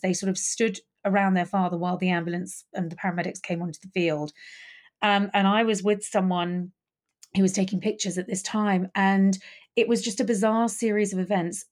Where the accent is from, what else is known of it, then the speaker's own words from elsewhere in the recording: London, United Kingdom; I loved actually growing up in Highgate Village